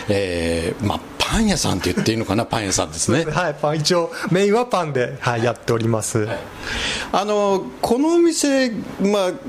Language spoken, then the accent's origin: Japanese; Mitaka, Tokyo, Japan; 出身は三鷹市になります、はい、あでもまあいわばこのお隣って感じですね